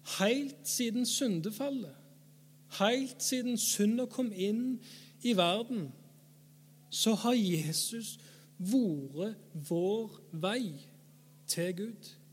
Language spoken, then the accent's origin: Norwegian; Erfjord, Rogaland, Norway; jeg er forkynner, jeg er fra Erfjord, jeg er 30 år